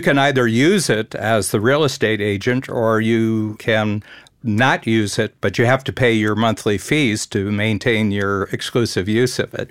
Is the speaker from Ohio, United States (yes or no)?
yes; near Cleveland, Ohio, United States; I grew up near Cleveland